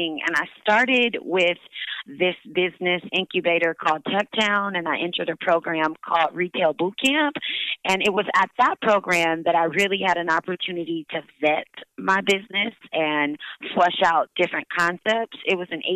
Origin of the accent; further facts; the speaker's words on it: Detroit, Michigan, United States; moved away; also born or lived in New York City; I knew I was going to open a fitness studio in my hometown of Detroit